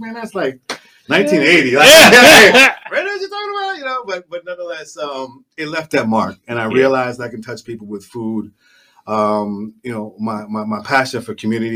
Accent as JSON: {"language": "English", "town": "New York City", "region": "New York", "country": "United States", "tie": "born or raised there", "also_born_or_lived": "Jamaica", "moved": "as an adult", "lives_now": "South Florida, United States", "said": "I'm from Jamaica, born in Jamaica, raised in the Bronx"}